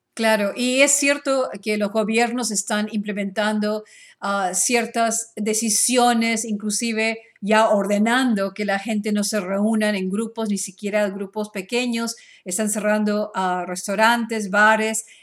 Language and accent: Spanish; Peru; now in Dallas, United States; yo soy ah, de Perú